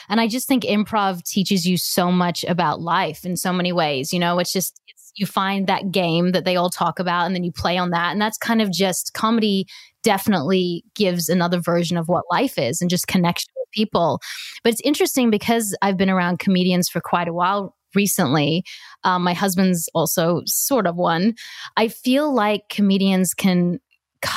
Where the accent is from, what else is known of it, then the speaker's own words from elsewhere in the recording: Australia; moved away as an adult; now in Los Angeles, United States; I came from Australia to Los Angeles at 21 with two suitcases